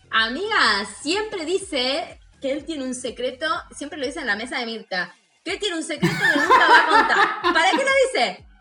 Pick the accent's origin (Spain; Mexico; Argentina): Argentina; Santa Rosa, La Pampa; moved away; Yo estoy en La Pampa, ¿no? En mi ciudad natal, en este momento